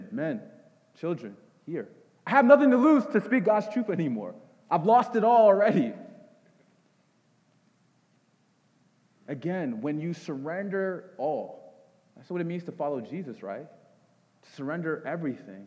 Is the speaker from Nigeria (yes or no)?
yes; Nigeria; I'm a Nigerian